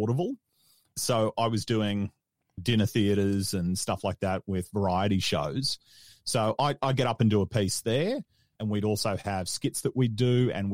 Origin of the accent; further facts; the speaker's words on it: Melbourne, Victoria, Australia; I'm from Melbourne, which is the self-proclaimed coffee capital of Australia.